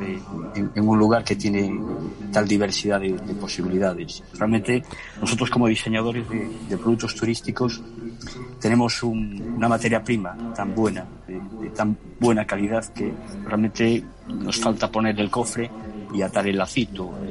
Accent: Galicia, Spain; soy un gallego por genética, pero soy un gallego sobre todo por elección sentimental

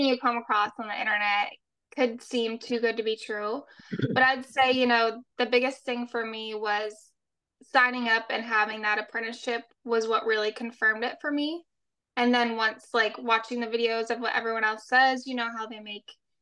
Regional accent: Michigan, United States; now in Mississippi, United States; I'm from Michigan and I currently live in Mississippi

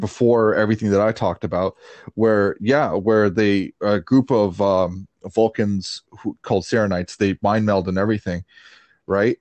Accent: Canada; I grew up in Canada.

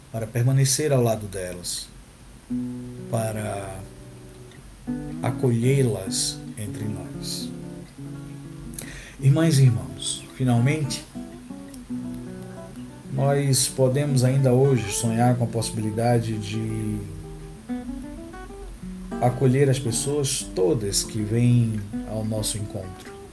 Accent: Northeast Region, Brazil; Sou pequeno, sou nordestino, uso barba, uso óculos, sou pardo e tenho cabelos encaracolados.

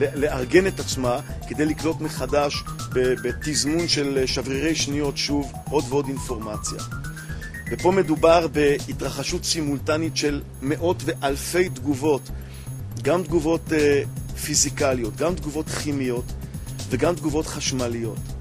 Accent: Ramat Gan, Tel Aviv District, Israel; אני אה, גדלתי ברמת גן

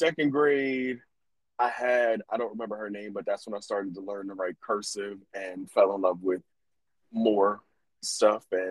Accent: Bear, Delaware, United States; also born or lived in Newark, Delaware; we moved from Newark and moved out to the Hood of Bear

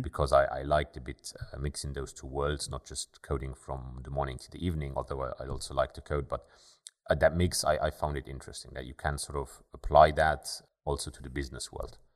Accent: Luxembourg; also born or lived in Germany; Born and raised in Luxembourg, I went to high school here in Luxembourg

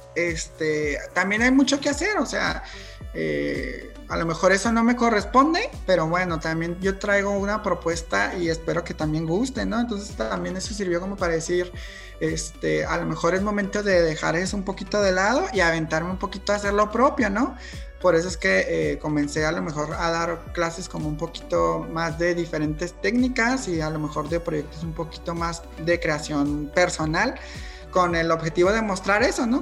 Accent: Mexico; soy mexicano y he crecido como, este, con esta asociación de la bandera mexicana

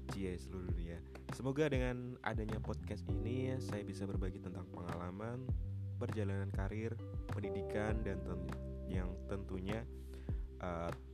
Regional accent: Pati, Central Java, Indonesia; also born or lived in Semarang; saya lahir di Kota Pati, Jawa Tengah

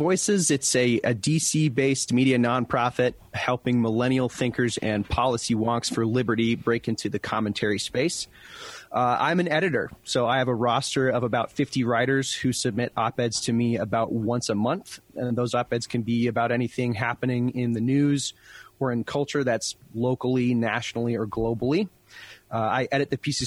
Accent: Colville, Washington, United States; moved away as an adult; also born or lived in Detroit; my hometown, Colville, Washington

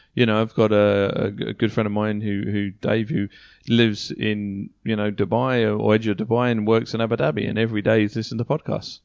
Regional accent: United Kingdom; moved away; back home in the U K

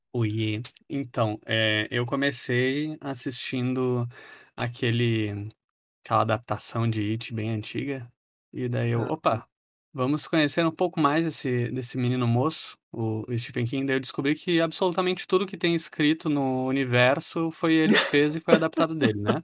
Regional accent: Brazil; nós brasileiros

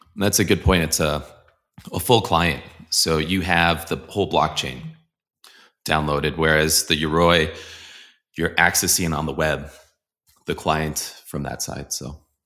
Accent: Colorado, United States; also born or lived in Boulder, Colorado; I'm from Colorado. I'm in Boulder, Colorado

